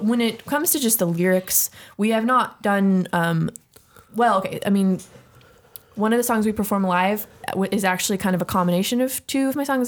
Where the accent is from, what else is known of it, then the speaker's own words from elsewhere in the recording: San Jose, California, United States; we were born and raised in Willow Glen, California